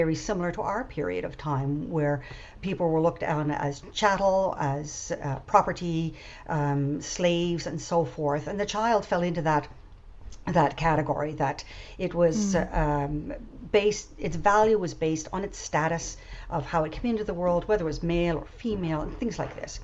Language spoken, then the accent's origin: English; PEI, Prince Edward Island, Canada; moved away as an adult; also born or lived in Germany; we decided to move back to PEI, where I had grown up